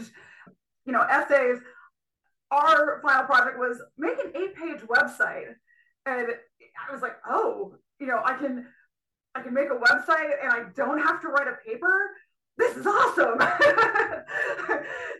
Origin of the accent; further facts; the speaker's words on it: Burke, New York, United States; moved away; I grew up in Burke, New York, which is a very small rural town in upstate New York